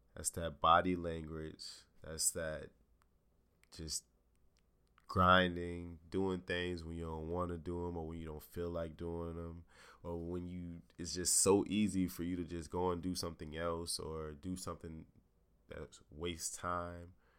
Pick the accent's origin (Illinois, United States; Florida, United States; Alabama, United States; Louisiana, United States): Florida, United States; Jacksonville; moved away as an adult; also born or lived in Morgantown, West Virginia; I'm from Jacksonville, Florida.